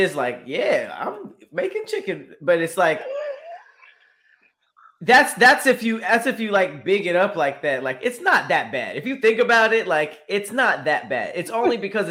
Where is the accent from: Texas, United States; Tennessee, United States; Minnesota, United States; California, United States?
California, United States; Los Angeles; I'm from Los Angeles. Like I grew up around Mexican people